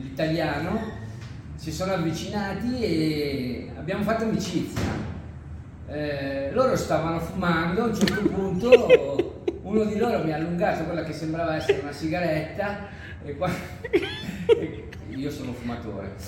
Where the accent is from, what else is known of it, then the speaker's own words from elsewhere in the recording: Milan, Lombardy, Italy; now in near Genoa, Italy; sono italiano, sono di, abito vicino a Genova, ma sono di Milano